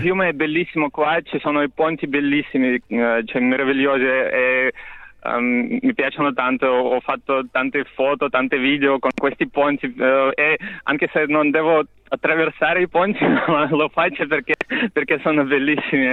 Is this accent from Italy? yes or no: no; Torzhok, Tver Oblast, Russia; first language Russian; Italian is a second language; E la mia città natale è Torzhok, è una cittadina piccola tra, in mezzo a Mosca e San Pietroburgo